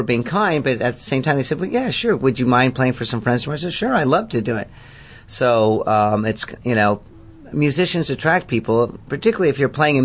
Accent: San Diego, California, United States; also born or lived in Detroit, Michigan; middle school through undergrad in San Diego

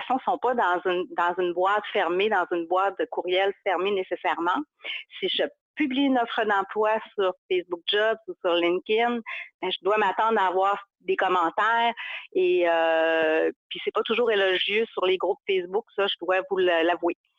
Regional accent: Chicoutimi, Quebec, Canada; accent: Saguenay; je viens du Saguenay, de Chicoutimi plus précisément, c'est ça mon accent

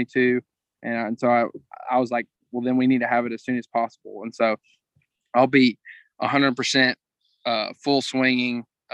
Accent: Crockett, Texas, United States; I'm from Crockett, and we have a little 9-hole course just out of town

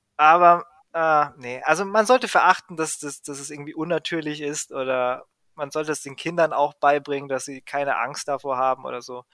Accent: Greece; als Grieche

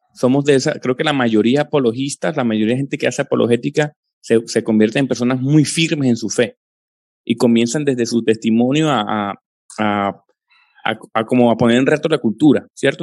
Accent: Colombia; crecí en una, en una familia con origen eh, pentecostal carismático trinitario, de esos asentamientos en Colombia eh, de hace 40, 50 años, eh, vengo de esa familia

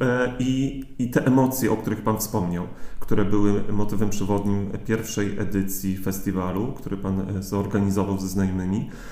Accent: Gdańsk, Pomeranian Voivodeship, Poland; now in Radom, Poland; czuję się również gdańszczaninem Jakulinami, jestem Kaszubą

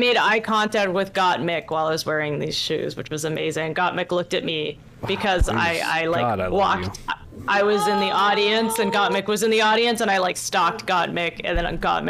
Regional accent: Canada

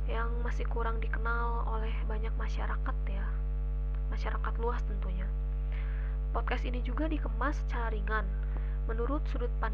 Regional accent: Pekanbaru, Riau, Indonesia; born there; now in Bandung, Indonesia; aku lahir di Pekanbaru 30 Januari 2002 tapi aku bukan orang asli sana ya aku pendatang juga

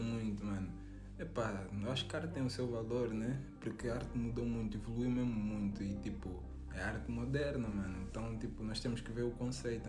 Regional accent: Luanda, Luanda Province, Angola; moved away; eu venho de Luanda

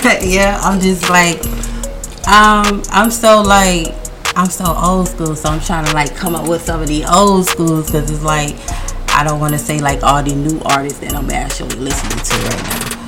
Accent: Orlando, Florida, United States; I'm from Orlando, Florida, FLA.

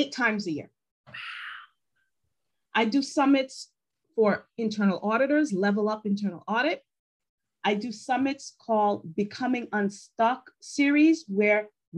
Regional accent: New York, United States; English is a second language; I'm from New York

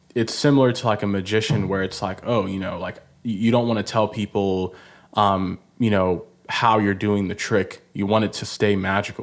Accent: Nigeria; I'm Nigerian.

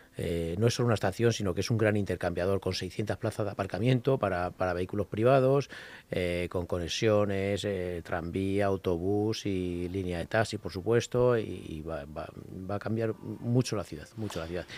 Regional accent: Parla, Community of Madrid, Spain; los vecinos y vecinas que viven allí somos tan madrileños como los de Las Rozas

